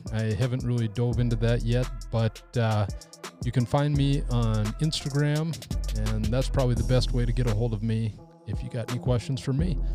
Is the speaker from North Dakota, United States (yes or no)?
yes; North Dakota, United States; my home state of North Dakota